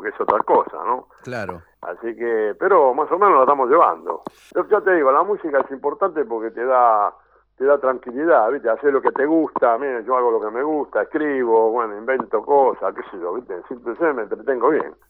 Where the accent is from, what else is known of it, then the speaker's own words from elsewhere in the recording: Rosario, Santa Fe, Argentina; now in Buenos Aires, Argentina; me fui a Rosario, porque yo soy de Rosario